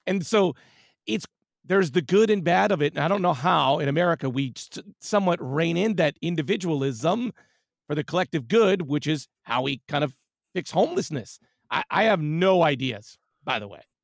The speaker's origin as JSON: {"language": "English", "town": "Whittier", "region": "California", "country": "United States", "tie": "born or raised there", "moved": "yes", "lives_now": "San Francisco, United States", "said": "I was born and raised in Southern California in a lovely hamlet called Whittier"}